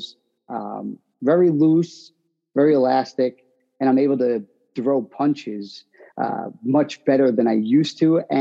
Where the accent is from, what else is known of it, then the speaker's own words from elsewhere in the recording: Long Island, New York, United States; I'm from Long Island